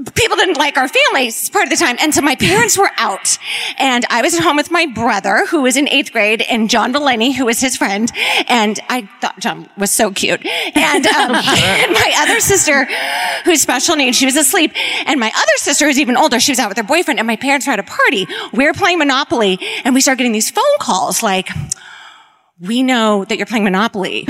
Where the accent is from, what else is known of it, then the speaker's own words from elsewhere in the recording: Bakersfield, California, United States; I'm from Bakersfield